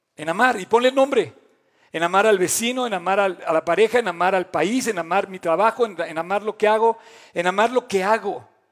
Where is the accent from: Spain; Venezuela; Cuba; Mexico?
Mexico; como mexicanos